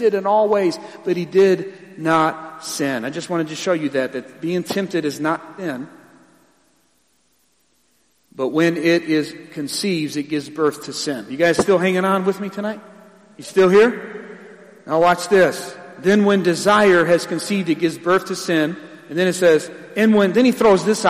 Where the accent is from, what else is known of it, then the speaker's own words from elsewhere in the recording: Ecorse, Michigan, United States; I'm from Ecorse